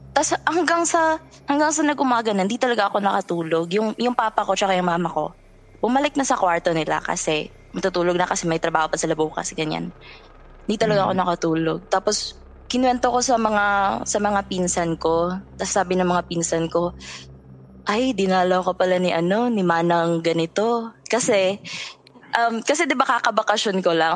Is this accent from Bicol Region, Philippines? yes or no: no; Northern Samar, Eastern Visayas, Philippines; moved away as an adult; now in Cebu City, Philippines; I grew up in summer which is full of supernatural things